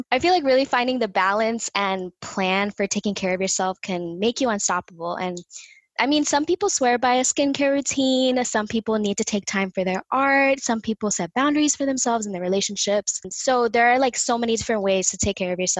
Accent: Miami, Florida, United States; accent: Miami; my Miami accent

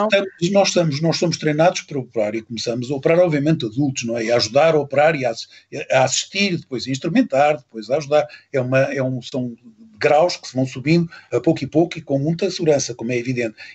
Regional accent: Luanda, Luanda Province, Angola; born there; also born or lived in Lisbon / Mozambique; Nasci em Angola, em Luanda. Nasci por acaso em Luanda, os meus pais estavam lá.

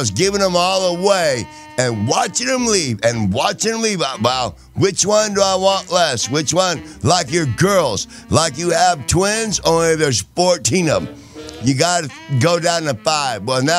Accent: Indiana, United States; I'm from Indiana, and my fucking snatch is burning.

